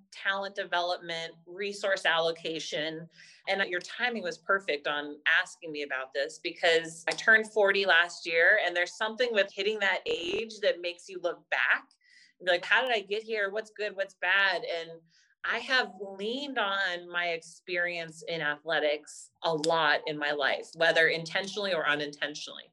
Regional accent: Pebble Beach, California, United States; also born or lived in Santa Clara / San Francisco; I grew up in Pebble Beach area

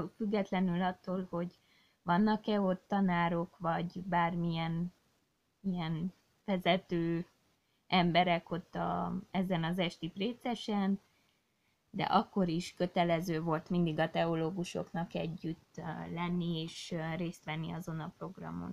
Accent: Székely Land, Romania; Én, mint Székelyföldi lány, most már asszony, nagyon ragaszkodom a hazámhoz

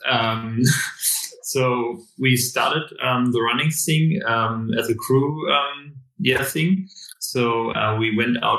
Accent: Berlin, Germany; I'm born and raised in Berlin

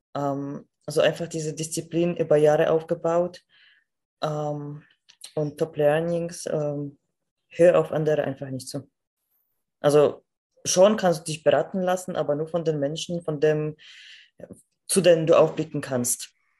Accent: Poland; moved away; Also ich komme aus Polen

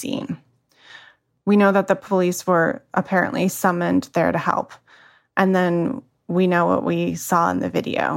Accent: Kenosha, Wisconsin, United States; now in Chicago, United States; Kenosha, Wisconsin, my hometown.

